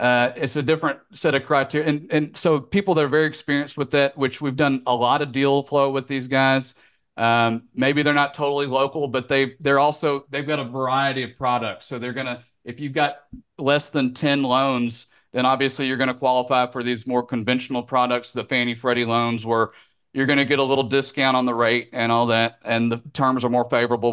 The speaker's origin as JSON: {"language": "English", "town": "Memphis", "region": "Tennessee", "country": "United States", "tie": "born or raised there", "moved": "as an adult", "lives_now": "Florida, United States", "said": "growing up in Memphis."}